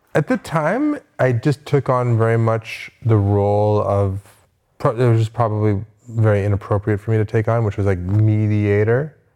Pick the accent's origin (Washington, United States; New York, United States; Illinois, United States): New York, United States; Westchester; born or raised there; moved away